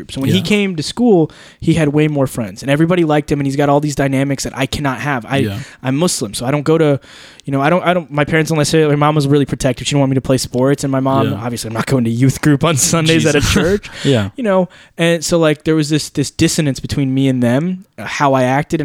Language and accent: English; Alabama, United States; I grew up here in Alabama